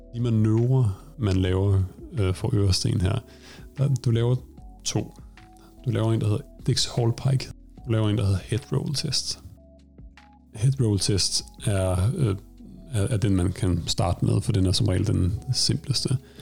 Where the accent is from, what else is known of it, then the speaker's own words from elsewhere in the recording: Denmark; moved away as an adult; now in Stockholm, Sweden; Jeg er oprindeligt fra Danmark og har taget min uddannelse via Danmark